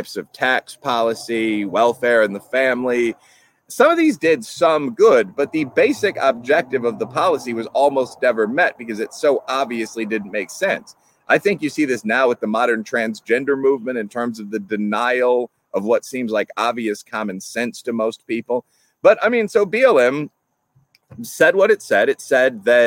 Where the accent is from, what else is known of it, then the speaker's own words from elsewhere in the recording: Chicago, Illinois, United States; In Chicago, my hometown